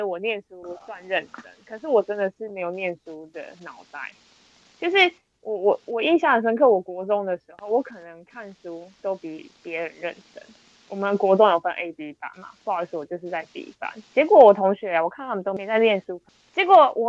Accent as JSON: {"language": "Chinese", "town": "Shetou", "region": "Changhua County", "country": "Taiwan", "tie": "born or raised there", "said": "我们家乡呢，就是住在彰化的社头，社头呢就是袜子的故乡，所以那有很多袜子工厂。"}